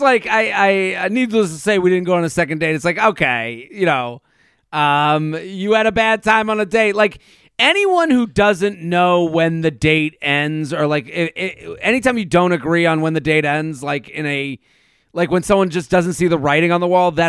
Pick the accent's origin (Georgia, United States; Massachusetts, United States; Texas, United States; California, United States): Massachusetts, United States; Boston; well, I'm from Boston, and we give it extra time. I know people from Boston that got married outside, you know, after college.